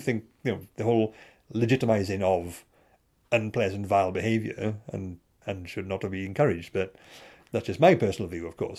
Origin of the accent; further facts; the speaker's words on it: Bridgend, Wales, United Kingdom; I'm from Bridgend